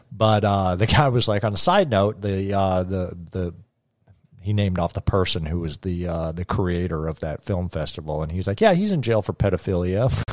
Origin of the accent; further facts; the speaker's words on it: Canada; growing up in Canada.